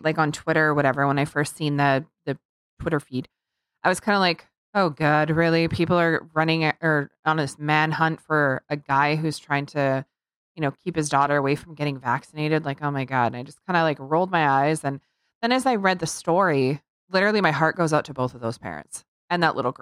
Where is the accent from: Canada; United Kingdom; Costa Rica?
Canada; I'm Canadian